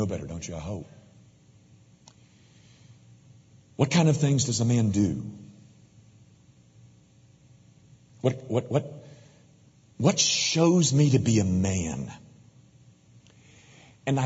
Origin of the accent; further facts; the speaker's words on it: Memphis, Tennessee, United States; I was raised in Memphis as a baseball player